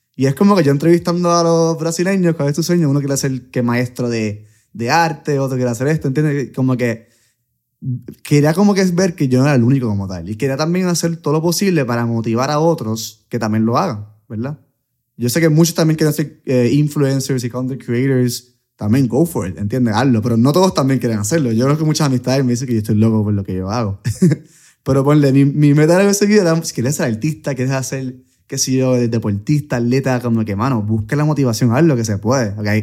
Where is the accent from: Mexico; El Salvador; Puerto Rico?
Puerto Rico; soy de Puerto Rico